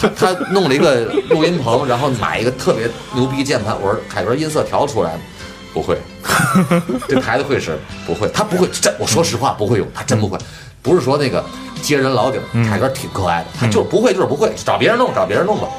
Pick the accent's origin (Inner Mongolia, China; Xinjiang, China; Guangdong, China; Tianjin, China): Tianjin, China; 我们天津人做的音乐